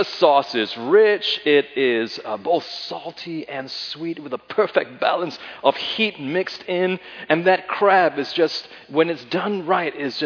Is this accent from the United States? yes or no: no; Singapore; moved away; my time growing up in Singapore